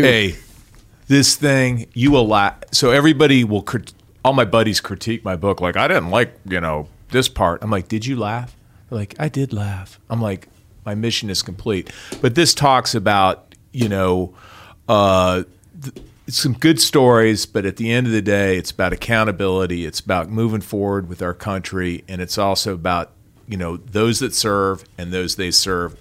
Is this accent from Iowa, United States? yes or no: yes; Iowa, United States; moved away; I'm a kid from Iowa